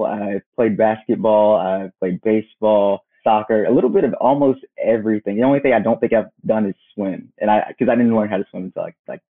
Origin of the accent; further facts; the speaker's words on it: Macon, Georgia, United States; also born or lived in Columbus, Georgia / Washington, D.C.; So I'm from a very small town in Georgia, Columbus, Georgia. It's West Georgia. So right before you get to Alabama, that's where you find Columbus. And I stayed there until I was about 6, 7, then we moved to Macon, Georgia.